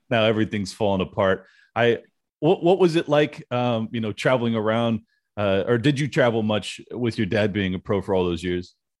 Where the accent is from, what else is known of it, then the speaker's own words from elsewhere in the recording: San Diego, California, United States; Born and raised in San Diego